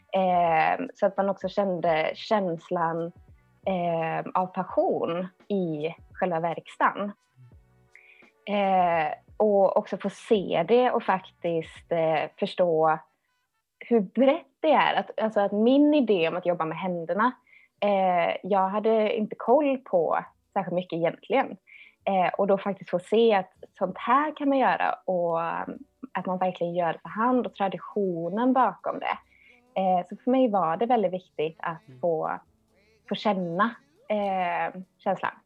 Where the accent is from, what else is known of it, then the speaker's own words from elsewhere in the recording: Töllsjö, Västra Götaland, Sweden; jag är uppvuxen i Töllsjö, det ligger mellan Alingsås och Borås.